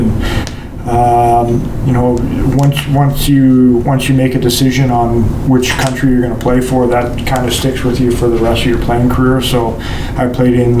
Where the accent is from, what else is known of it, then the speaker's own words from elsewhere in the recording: North Bay, Ontario, Canada; also born or lived in Boston; I grew up in North Bay